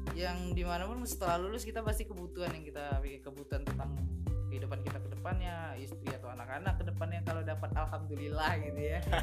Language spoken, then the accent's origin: Indonesian; Pekanbaru, Riau, Indonesia; moved away as an adult; also born or lived in Batam; now in Jakarta, Indonesia; gue asli Riau cuma lahir gue di Batam